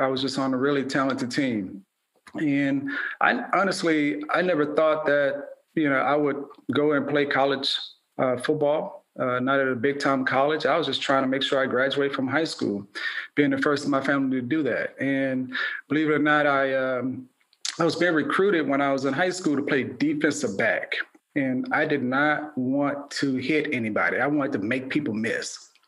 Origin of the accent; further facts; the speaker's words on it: Baton Rouge, Louisiana, United States; also born or lived in New Orleans; I was born in New Orleans and raised in Baton Rouge. So I'm one of six.